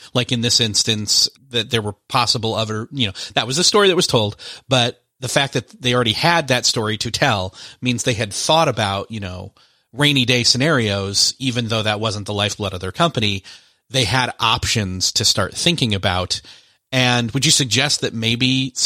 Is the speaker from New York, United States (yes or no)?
yes; Rochester, New York, United States; moved away; My hometown is actually Rochester, New York, where Kodak is headquartered